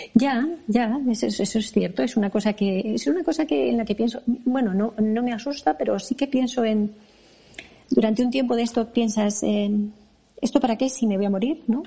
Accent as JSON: {"language": "Spanish", "town": "Madrid", "region": "Community of Madrid", "country": "Spain", "tie": "born or raised there", "said": "yo, yo nací aquí. yo nací en Madrid"}